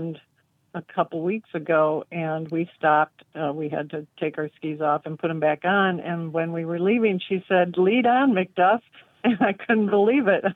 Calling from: Lawton, Michigan, United States; I'm calling from Lawton, Michigan

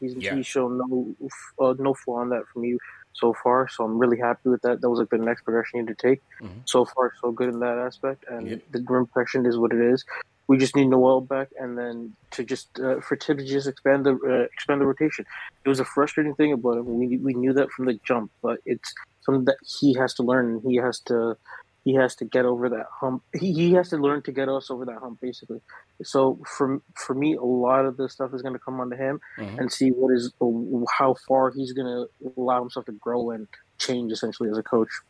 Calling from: Toronto, Ontario, Canada; Toronto, man. Toronto.

